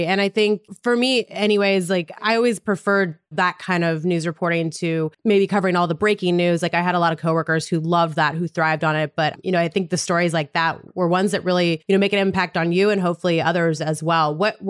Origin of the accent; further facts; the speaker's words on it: Montana, United States; moved away; my early journalism days back in my hometown in Montana